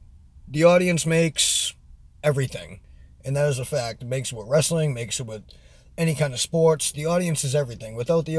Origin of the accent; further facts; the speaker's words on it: New England, United States; I'm from New England and my accent is all over the place because I go all over the country and I haven't been in New England in years.